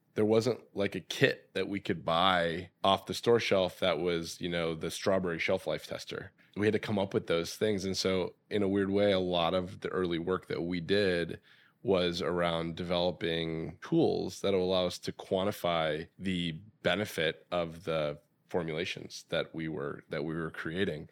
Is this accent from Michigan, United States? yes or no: yes; Michigan, United States; now in California, United States; growing up in Michigan